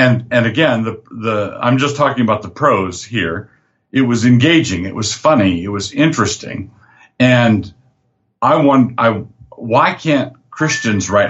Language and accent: English; Annapolis, Maryland, United States; now in Moscow, United States; I grew up in Annapolis, Maryland, and I wanted to move back to the East Coast